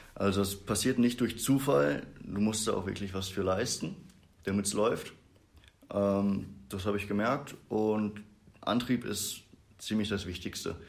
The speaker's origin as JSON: {"language": "German", "town": "Brakel", "region": "North Rhine-Westphalia", "country": "Germany", "said": "ich komme aus Brakel, also wir sind ja hier in Bad Triburg. Es sind so 20 Minuten noch weiter Richtung Niedersachsen. Mhm. Da komme ich her"}